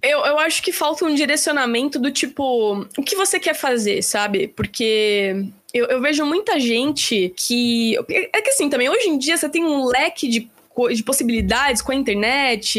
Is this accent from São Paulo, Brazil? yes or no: yes; Piracicaba, São Paulo, Brazil; moved away as an adult; also born or lived in Bauru; now in São Paulo, Brazil; minha cidade natal, que é Piracicaba, em São Paulo também